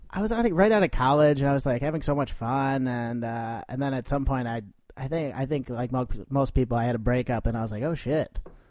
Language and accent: English; Wilmette, Illinois, United States; moved away as an adult; also born or lived in Worcester, Massachusetts; now in New York, United States; I'm from Wilmette, Illinois, yes.